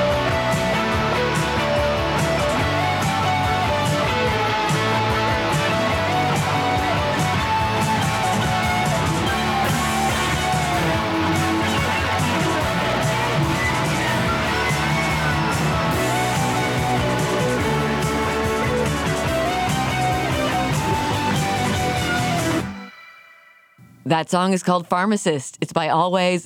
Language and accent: English; Canada; moved away as an adult; now in United States; I'm a Canadian living abroad in America